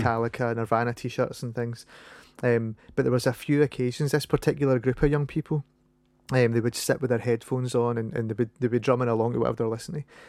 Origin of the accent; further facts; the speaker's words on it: Paisley, Scotland, United Kingdom; accent: Scottish; I'm from Paisley.